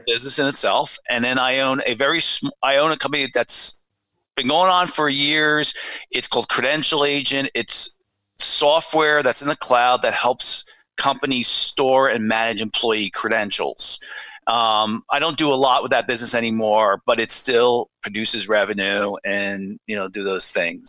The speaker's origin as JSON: {"language": "English", "area": "Watchung Hills", "region": "New Jersey", "country": "United States", "tie": "born or raised there", "said": "I went to Watchung Hills Regional High School in yeah. New Jersey"}